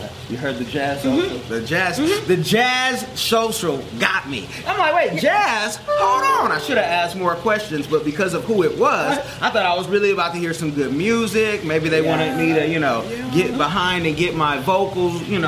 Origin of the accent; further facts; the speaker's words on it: Oakland, California, United States; I'm from Oakland